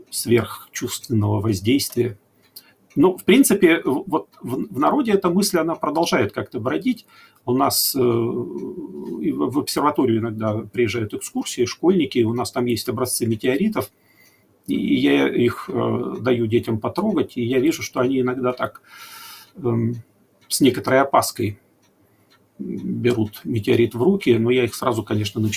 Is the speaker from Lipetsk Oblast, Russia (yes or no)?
no; Chelyabinsk, Chelyabinsk Oblast, Russia; Но уж после 15 февраля я из Челябинска.